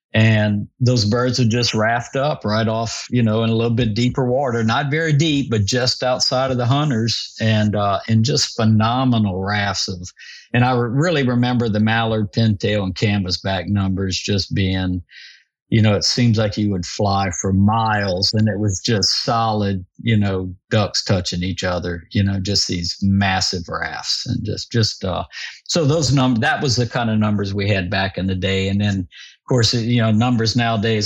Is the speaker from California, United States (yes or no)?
no; Vermilion Parish, Louisiana, United States; I grew up hunting in Vermilion Parish and with some of my buddies as teenagers